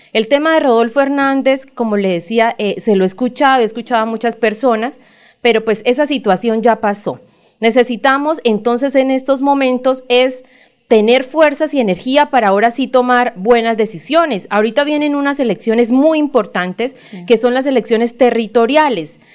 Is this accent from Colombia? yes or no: yes; Colombia; como ciudadanos, como colombianos